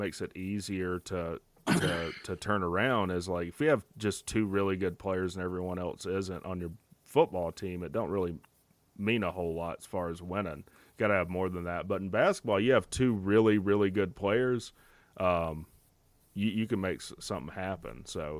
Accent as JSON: {"language": "English", "region": "Colorado", "country": "United States", "tie": "born there", "said": "I was born in Colorado. Now, it was on an Army base, but I was, that's why I don't sound like I'm from Colorado."}